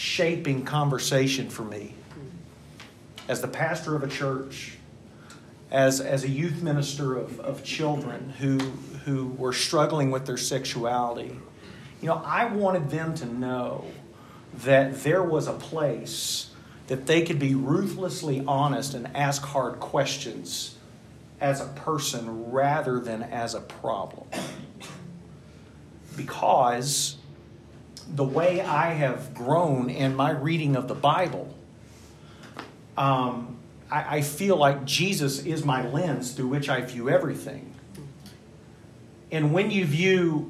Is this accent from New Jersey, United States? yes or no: no; Tullahoma, Tennessee, United States; my church growing up in Tullahoma, Tennessee